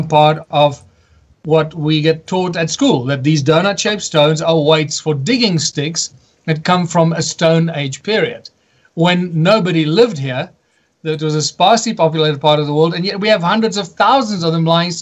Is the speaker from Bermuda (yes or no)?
no; South Africa; my home country, which is South Africa